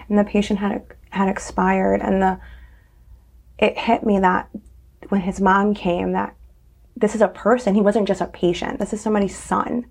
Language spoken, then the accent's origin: English; Naugatuck, Connecticut, United States; I grew up in Naugatuck